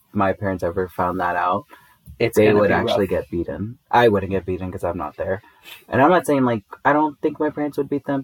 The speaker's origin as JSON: {"language": "English", "town": "Inglewood", "region": "California", "country": "United States", "tie": "born or raised there", "moved": "yes", "said": "the certain part of Inglewood where I grew up"}